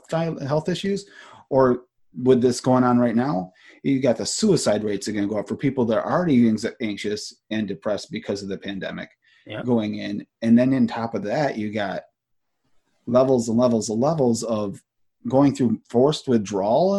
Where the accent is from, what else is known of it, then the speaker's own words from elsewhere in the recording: Watertown, New York, United States; moved away as an adult; also born or lived in New Hampshire / Vermont; I grew up in New York